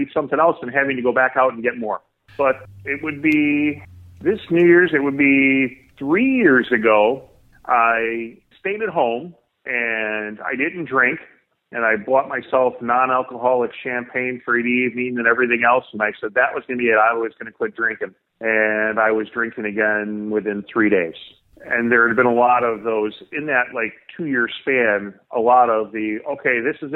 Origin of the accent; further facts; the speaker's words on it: Chicago, Illinois, United States; I was born and raised in the Chicago area.